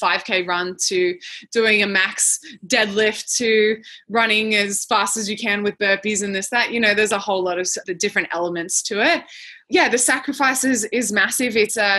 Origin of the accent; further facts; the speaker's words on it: New Zealand; accent: Australian; now in Australia; I live in Australia. I sound Australian, but I'm from New Zealand.